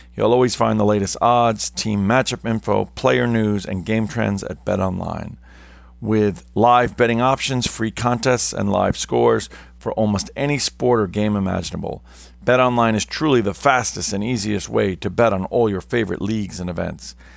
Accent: New York City, New York, United States; I come from New York City metro area

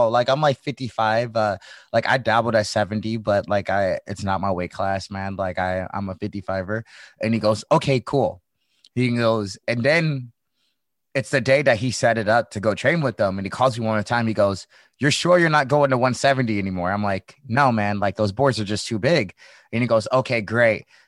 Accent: St. Louis, Missouri, United States; now in California, United States; I'm from the Midwest. I'm from St. Louis

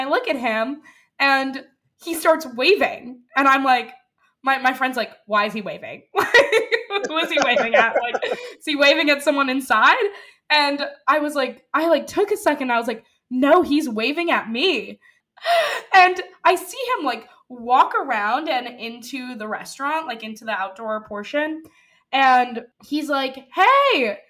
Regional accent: New York City, New York, United States; we grew up on the Upper East Side

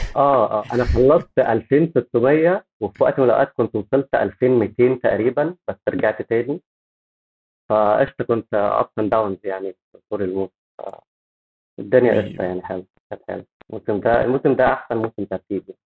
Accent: Egypt; احنا عندنا في مصر

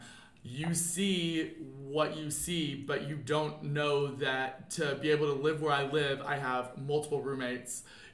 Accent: Louisville, Kentucky, United States; moved away as an adult; now in Los Angeles, United States; I'm from Louisville, Kentucky

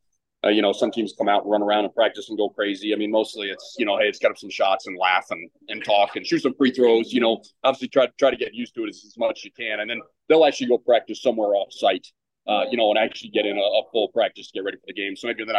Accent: Houston, Texas, United States; moved away; also born or lived in Denver, Colorado; And I'm from Houston

